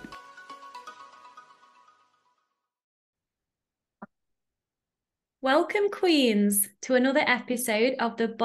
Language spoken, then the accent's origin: English; United Kingdom; now in Netherlands; I'm in the Netherlands, but I'm British.